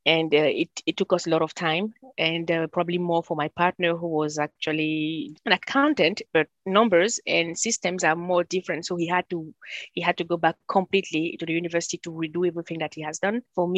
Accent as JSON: {"language": "English", "country": "Cameroon", "first_language": "French", "second_language": "English", "moved": "as an adult", "lives_now": "Winnipeg, Canada", "said": "I speak French. It was one of my first language. Cameroon is a country that was colonized by French, so we do our education in French. So that was my first language since my early age. And then I do speak three different native languages."}